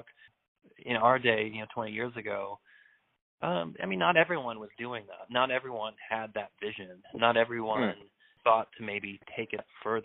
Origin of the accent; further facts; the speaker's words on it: Connecticut, United States; growing up in Connecticut